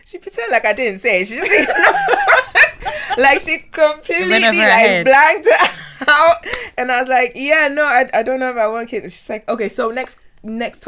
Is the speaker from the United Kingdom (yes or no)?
no; Ghana; I grew up in Ghana